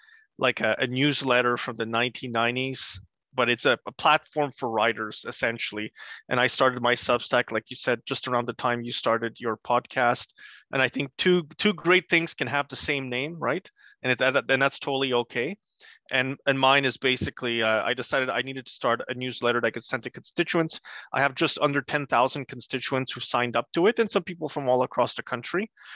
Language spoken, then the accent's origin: English; Gdańsk, Pomeranian Voivodeship, Poland; English is a second language; moved away; We came here in 1985. And I come from Gdańsk. Danzig is its German name.